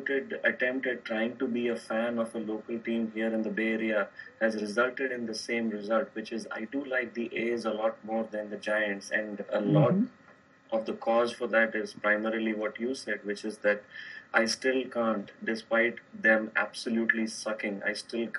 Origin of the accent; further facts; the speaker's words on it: Chennai, Tamil Nadu, India; moved away as an adult; also born or lived in Arizona; We grew up in India. I grew up in Chennai. And then moved to Arizona to pursue my master's.